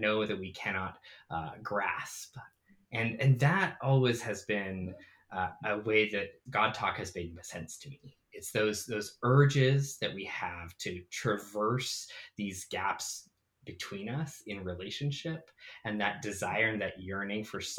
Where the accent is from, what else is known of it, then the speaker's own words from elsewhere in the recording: Calgary, Alberta, Canada; now in Fort Collins, United States; But I'm originally from Canada. I grew up on Treaty 7 land in Calgary, Alberta